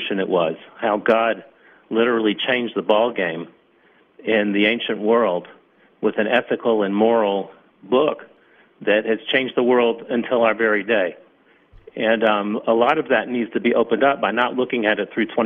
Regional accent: Atlanta, Georgia, United States; moved away as an adult; now in Israel

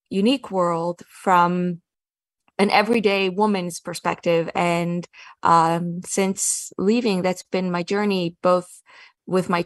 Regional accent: Kiryas Joel, New York, United States; moved away as an adult; I grew up in Kiryas Joel.

